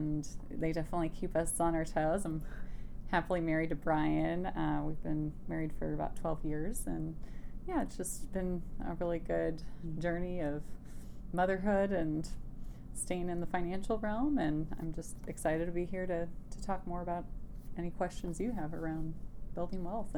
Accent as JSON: {"language": "English", "region": "Wisconsin", "country": "United States", "tie": "born or raised there", "said": "But I grew up primarily in Wisconsin, and we moved around quite a bit when I was young."}